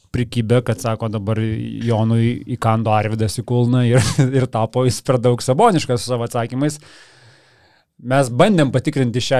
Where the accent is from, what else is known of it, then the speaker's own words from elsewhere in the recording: Lithuania; Labai daug žmonių pyksta, kodėl mes lietuviai Joną Valančiūną vadinam JV.